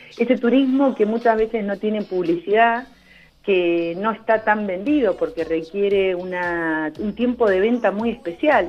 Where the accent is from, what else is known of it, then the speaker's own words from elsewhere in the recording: Argentina; nos afecta a todos como argentinos